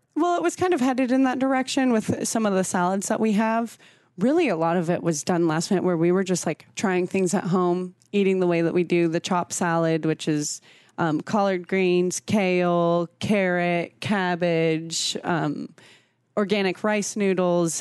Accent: San Diego, California, United States; also born or lived in Washington State / Brazil; now in Omaha, United States; growing up in San Diego

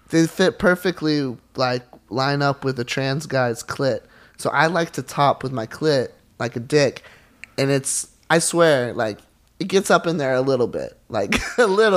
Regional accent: Charleston, South Carolina, United States; I'm from South Carolina, and I grew up in the church

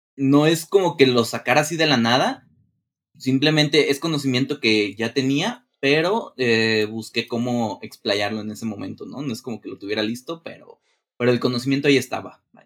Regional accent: Guadalajara, Jalisco, Mexico; yo nací en Guadalajara, Jalisco, de aquí de México

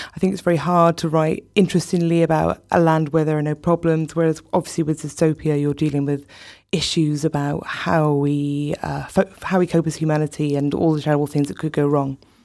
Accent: South Wales, United Kingdom; I grew up in South Wales

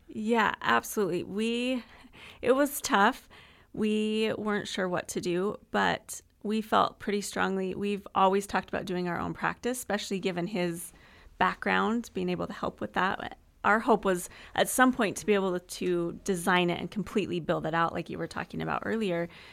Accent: Utah, United States; moved away as an adult; also born or lived in Texas; now in Gilbert, United States; I'm from Utah I've been in Texas for the last almost eight years, and so we moved to Arizona

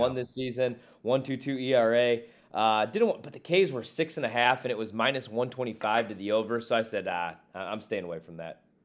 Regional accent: Midwest, United States; now in Washington, D.C. area, United States; I'm from the Midwest.

